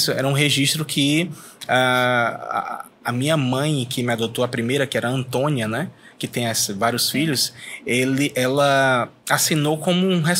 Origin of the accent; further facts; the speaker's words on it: Fortaleza, Ceará, Brazil; Eu sou de Fortaleza, Cearazão.